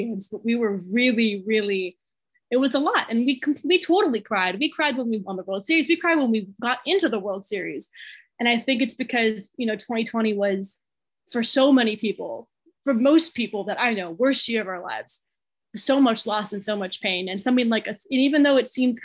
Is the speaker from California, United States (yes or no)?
yes; Los Angeles, California, United States; I'm from Los Angeles